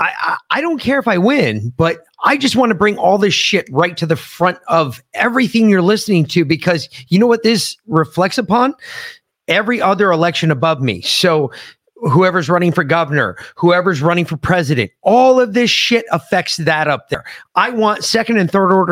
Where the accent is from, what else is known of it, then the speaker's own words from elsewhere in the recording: New York City, New York, United States; I grew up in the Bronx